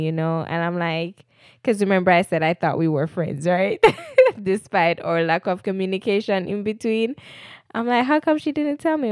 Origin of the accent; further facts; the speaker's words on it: Jamaica; moved away as an adult; I'm a Jamaican. I recently migrated in twenty eighteen